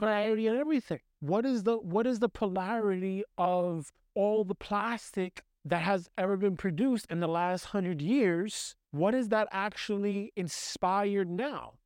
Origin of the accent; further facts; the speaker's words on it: New York City, New York, United States; I grew up in the United States. United States, heavily, especially New York City. New York City, Brooklyn